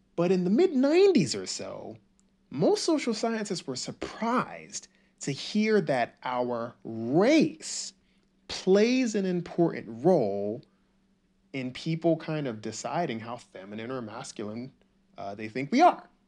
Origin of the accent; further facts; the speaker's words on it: the South, United States; also born or lived in Nigeria; I didn't really have an accent. I just grew up in the South and I pronounced all my words correctly